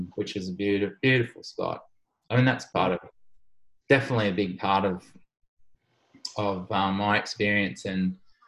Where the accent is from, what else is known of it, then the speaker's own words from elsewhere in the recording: Sydney, New South Wales, Australia; In Wirunga in Sydney